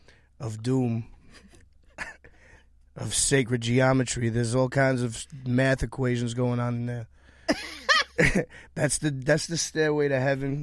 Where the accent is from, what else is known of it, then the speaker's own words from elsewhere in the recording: New York City, New York, United States; I'm from Queens.